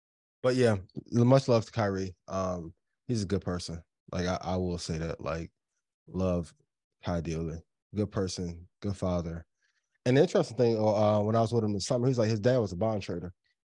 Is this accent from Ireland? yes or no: no; East Chicago, Indiana, United States; I'm from East Chicago, Indiana.